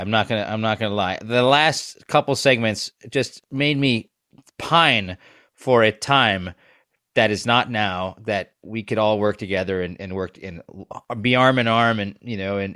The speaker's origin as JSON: {"language": "English", "region": "Wisconsin", "country": "United States", "tie": "born or raised there", "said": "growing up in Wisconsin"}